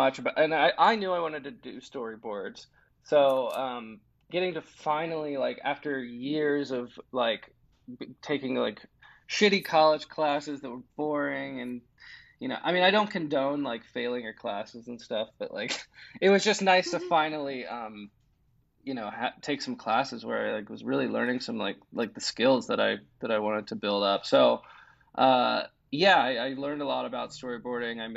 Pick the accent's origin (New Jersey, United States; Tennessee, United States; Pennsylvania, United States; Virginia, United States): Virginia, United States; I'm from Virginia